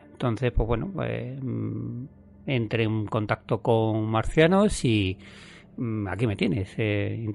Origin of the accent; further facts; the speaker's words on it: Zafra, Extremadura, Spain; moved away as an adult; now in Madrid, Spain; yo soy de Extremadura, de un pueblecito que se llama Zafra, pero llevo desde los 18 años viviendo en Madrid, así que ya prácticamente soy madrileño de pro.